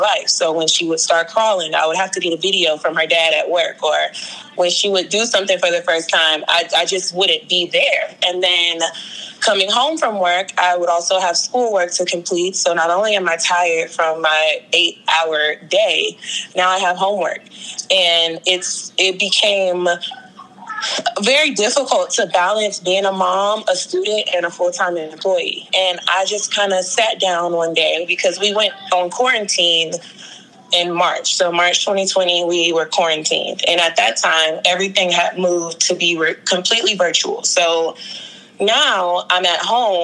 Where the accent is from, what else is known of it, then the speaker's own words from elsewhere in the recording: Greenbelt, Maryland, United States; also born or lived in New Orleans, Louisiana; I grew up in Greenbelt, Maryland